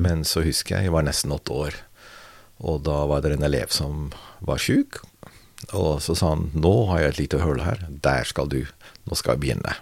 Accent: near Rotterdam, South Holland, Netherlands; Norwegian is a second language; now in Norway; jeg ble født. Eh, Sør-Holland, ikke så langt fra Rotterdam.

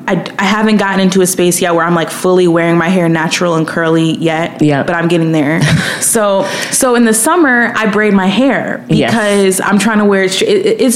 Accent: Williamsville, New York, United States; moved away as an adult; also born or lived in Brooklyn, New York; now in Los Angeles, United States; So I grew up in Buffalo, New York, but I specifically grew up in a suburb 10 minutes away from Buffalo called Williamsville. I lived up the street from my elementary school

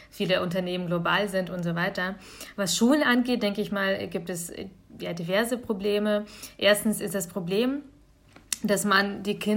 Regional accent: Bavaria, Germany; Das kommt meistens aus meinem Heimatbundesland äh, Bayern.

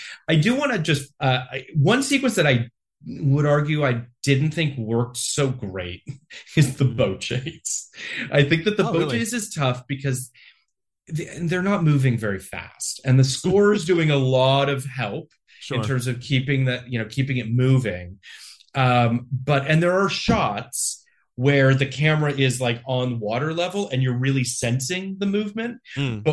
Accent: Canada; I'm Canadian

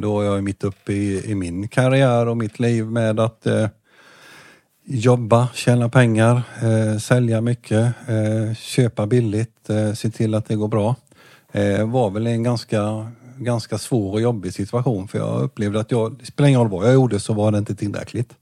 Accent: Jönköping, Jönköping County, Sweden; also born or lived in Hovslätt; jag föddes i eh, BB i Jönköping.

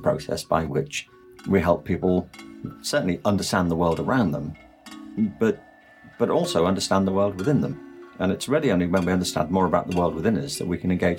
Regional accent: Liverpool, North West England, United Kingdom; born there; Yeah, I was born in 1950 in Liverpool, and it was a city that had been devastated in the Second World War.

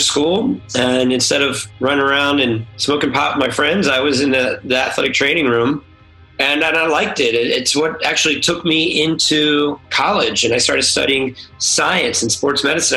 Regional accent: Mount Holly, New Jersey, United States; also born or lived in San Diego; now in Los Angeles, United States; originally, I'm from New Jersey, Holly, New Jersey, on the East Coast in the United States, just outside of uh, Philadelphia. My dad's a pharmacist, so I grew up in a pharmacy.

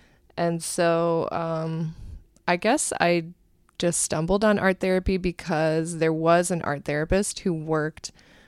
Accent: Cleveland, Ohio, United States; now in New York City, United States; I grew up in the Cleveland area in Ohio and actually moved to New York City around 2003 when I came here for grad school.

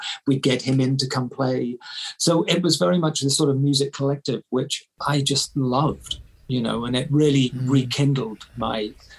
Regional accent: Bath, South West England, United Kingdom; So Bath being my hometown, you know, you're the most famous person ever born there, basically.

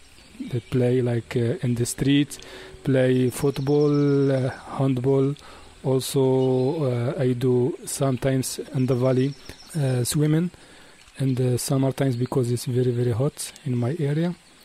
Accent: Tahannaout, Marrakesh-Safi, Morocco; born or raised there

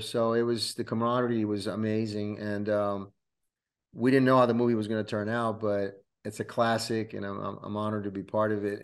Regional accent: Rome, Lazio, Italy; also born or lived in California / New York; now in Florida, United States; I was born in Rome, Italy, uh, and then, uh, me, myself and my family moved to the coun-, to this country in nineteen eighty-five.

